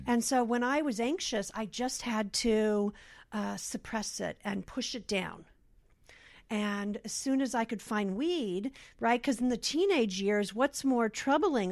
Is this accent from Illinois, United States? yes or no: no; Los Angeles, California, United States; I grew up here in Los Angeles in the San Fernando Valley in Van Nuys